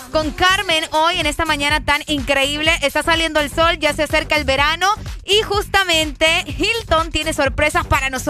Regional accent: Honduras; nos identifica mucho como hondureños

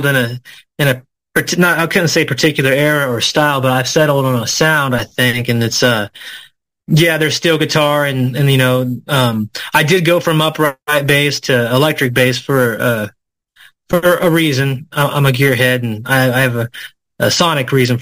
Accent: Indiana, United States; moved away as an adult; also born or lived in Alpine, Texas; I was born in Indiana, but my music roots are very Texan

